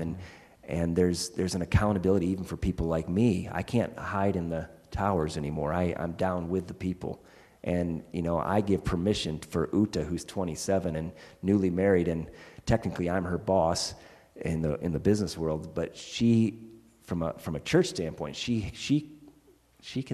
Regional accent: United States; moved away; I'm an American still

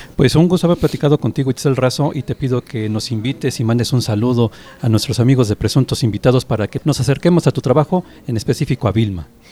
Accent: Mexico; nosotros como mexicanos

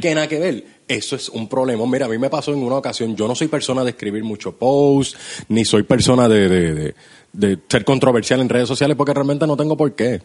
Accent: Puerto Rico

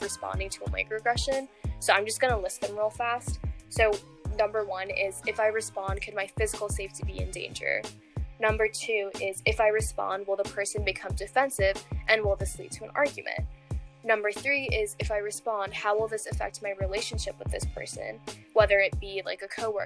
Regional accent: Virginia, United States; also born or lived in Colorado

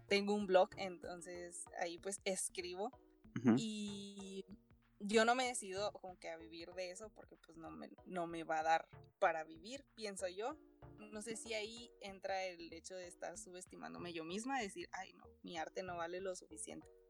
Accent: Ciudad Juárez, Chihuahua, Mexico; soy de Ciudad Juárez, Chihuahua.

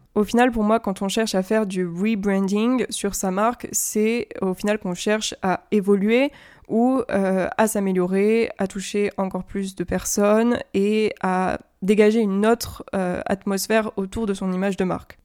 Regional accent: France; first language French; je suis française et que je vis en France

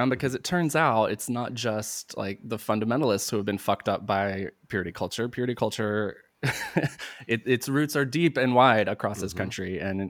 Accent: North Carolina, United States; I grew up in the South too, in North Carolina

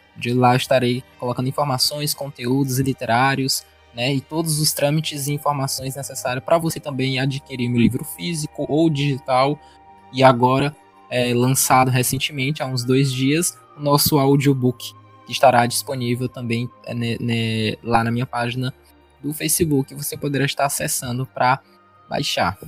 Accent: Northeast Region, Brazil; eu como nordestino

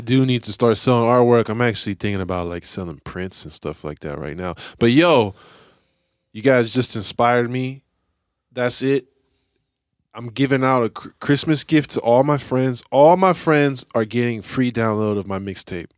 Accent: San Francisco, California, United States; I grew up in Lakeview, so that's, like, right on the edge of the city

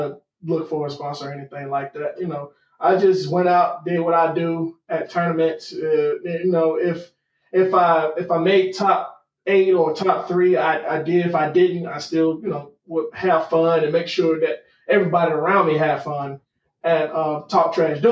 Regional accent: Atlanta, Georgia, United States; I grew up in Atlanta, Georgia

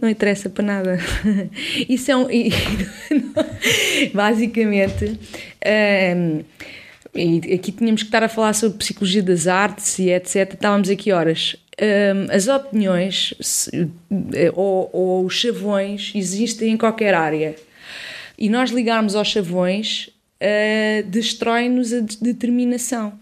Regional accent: Odivelas, Lisbon, Portugal; cresci em Odivelas, sou de Lisboeta, do centro de Lisboa, Campo de Orique

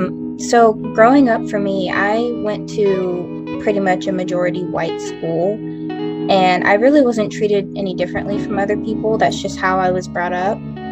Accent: Texas, United States; So my home state is Texas.

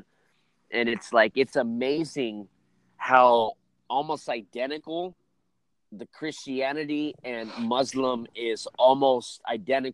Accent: California, United States; I'm from California

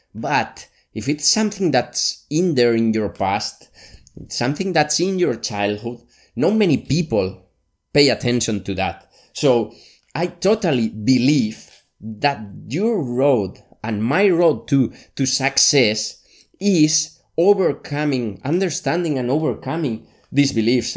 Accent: Valencia, Valencian Community, Spain; also born or lived in Barcelona; my hometown, Valencia, in Spain

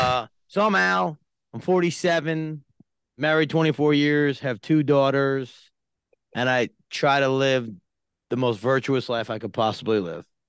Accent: Yonkers, New York, United States; born and raised in Yonkers, New York.

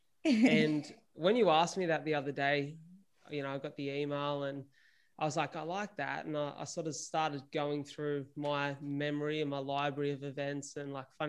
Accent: Wollongong, New South Wales, Australia; I'm from Wollongong

